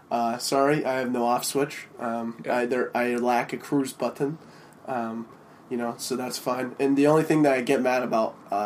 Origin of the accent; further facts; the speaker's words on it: Denver, Colorado, United States; I'm the oldest of five. I'm from Denver.